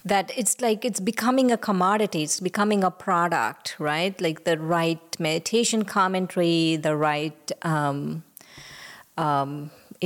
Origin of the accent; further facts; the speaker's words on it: India; now in United States; when I was growing up in India, we went to yoga